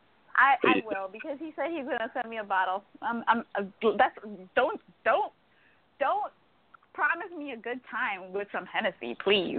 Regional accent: Guyana; moved away; I'm from Guyana.

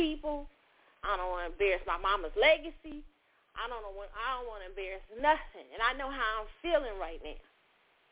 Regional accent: Midwest, United States; I grew up in the Midwest as a Black girl

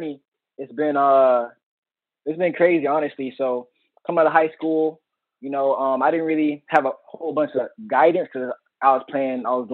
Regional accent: South Florida, United States; born or raised there

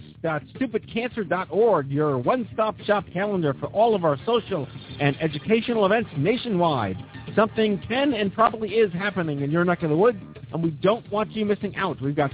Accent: Staten Island, New York, United States; I'm from Staten Island, right?

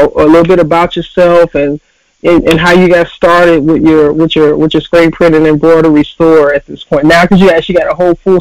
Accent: Chicago, Illinois, United States; moved away; my hometown, the Windy City, Chicago

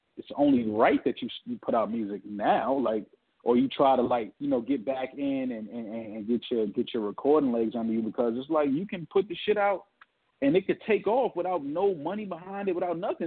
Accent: New York City, New York, United States; growing up in New York City

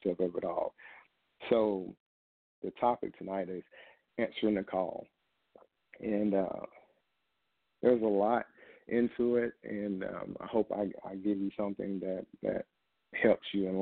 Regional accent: Camden, Arkansas, United States; moved away as an adult; now in Georgia, United States; I had moved here in December of 2017 from my home state of Arkansas.

